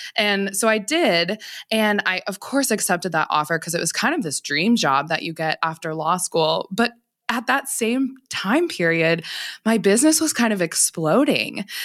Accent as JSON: {"language": "English", "region": "Montana", "country": "United States", "tie": "born or raised there", "also_born_or_lived": "Seattle Tacoma area, Washington", "said": "I'm from Montana originally, so I went to like undergrad out there. I came back to Montana for law school and this is where I'm from"}